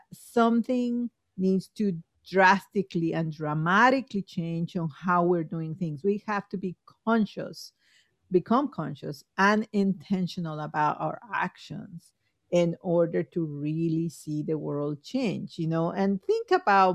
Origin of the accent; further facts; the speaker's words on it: Guatemala; now in United States; I'm from Guatemala